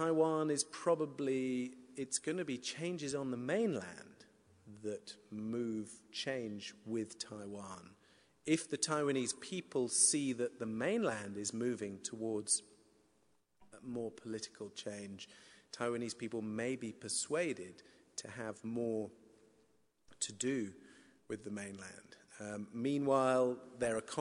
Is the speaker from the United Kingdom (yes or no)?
yes; United Kingdom; moved away as an adult; also born or lived in China